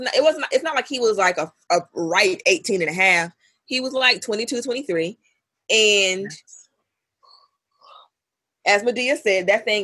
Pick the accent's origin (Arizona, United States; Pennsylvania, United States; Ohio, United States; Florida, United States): Florida, United States; I am from Florida. I went to school in Tallahassee.